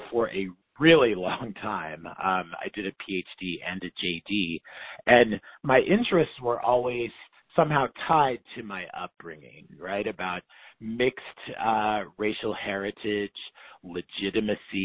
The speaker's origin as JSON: {"language": "English", "town": "Tulsa", "region": "Oklahoma", "country": "United States", "tie": "born or raised there", "also_born_or_lived": "North Carolina / Philadelphia, Pennsylvania / Michigan", "moved": "as an adult", "lives_now": "New York, United States", "said": "I grew up in Oklahoma, and my mom is from Wewoka, Oklahoma, the capital of the Seminole Nation"}